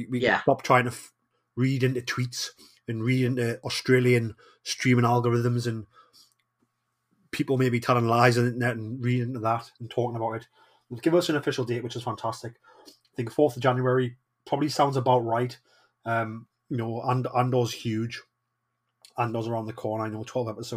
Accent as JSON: {"language": "English", "town": "Newcastle upon Tyne", "region": "North East England", "country": "United Kingdom", "said": "I am the Geordie"}